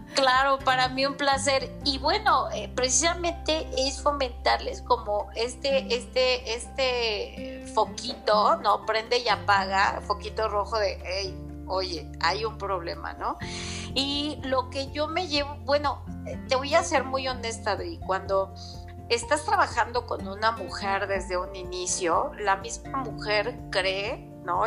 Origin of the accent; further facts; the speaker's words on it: Mexico City, Mexico; moved away as an adult; now in Puebla, Mexico; soy de la Ciudad de México, radico aquí en Puebla desde hace aproximadamente ocho años